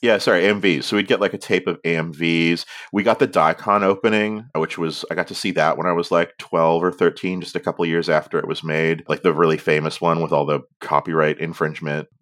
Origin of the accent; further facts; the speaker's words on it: Canada; accent: Canadian; my Canadian accent where we only have, like, the most nasal vowels